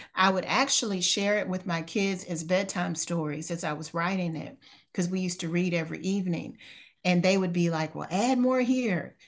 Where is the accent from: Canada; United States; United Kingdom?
United States; Louisville, Kentucky; moved away as an adult; now in Houston, United States; I've lived in Houston for nineteen years. I'm originally from Louisville, Kentucky.